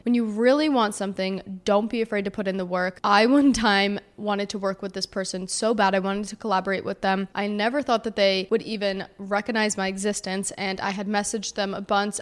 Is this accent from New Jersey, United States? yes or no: yes; New Jersey, United States; I grew up in New Jersey